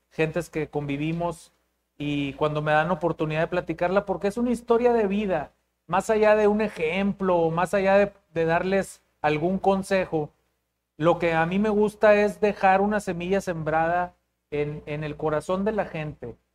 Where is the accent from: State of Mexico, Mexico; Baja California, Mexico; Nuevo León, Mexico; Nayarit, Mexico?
Nuevo León, Mexico; Monterrey; pues soy, orgullosamente, orgullosamente regiomontano, neoleonés, tengo 40 años de edad.